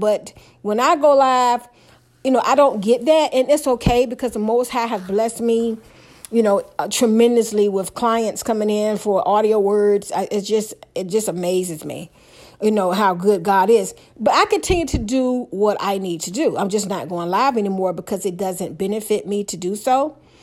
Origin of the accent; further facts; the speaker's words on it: Hampton Roads, Virginia, United States; I'm from Hampton Roads